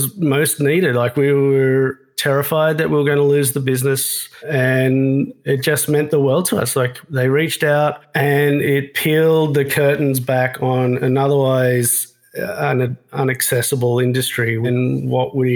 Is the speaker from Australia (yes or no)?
yes; Australia; moved away; I'm from Australia